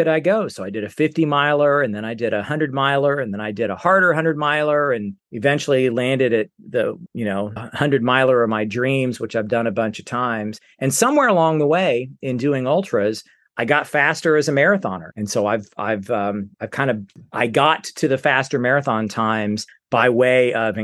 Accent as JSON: {"language": "English", "town": "Fernandina Beach", "region": "Florida", "country": "United States", "tie": "born or raised there", "said": "I grew up in Northeast Florida and I live in Fernandina Beach, which is where I grew up"}